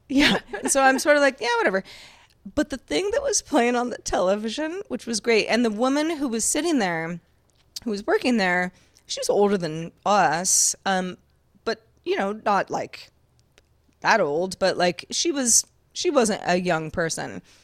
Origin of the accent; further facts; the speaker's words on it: Sonoma County, California, United States; I grew up in Sonoma County, California